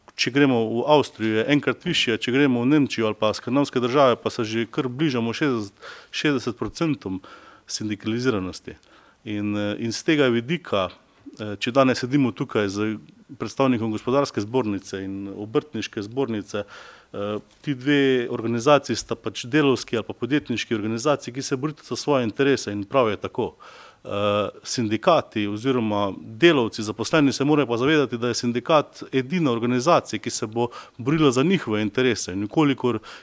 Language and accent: Slovenian; Slovenia; Jaz sam prihajam iz Slovenjaca